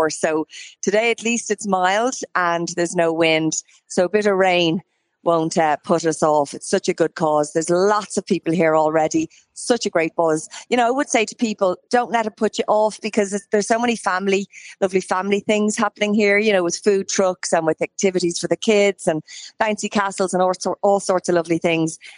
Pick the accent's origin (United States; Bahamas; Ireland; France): Ireland; we're Irish and we're used to the rain